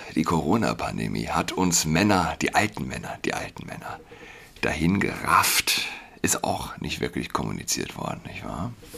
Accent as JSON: {"language": "German", "region": "Saarland", "country": "Germany", "moved": "yes", "lives_now": "Berlin, Germany", "said": "als jemand, der in Berlin wohnt, auch als Saarländer"}